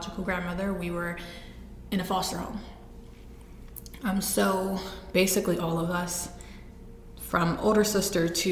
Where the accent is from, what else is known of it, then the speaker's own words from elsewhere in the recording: East Cleveland, Ohio, United States; pre-adoption, I'm from East Cleveland. I was born in East Cleveland to my biological mother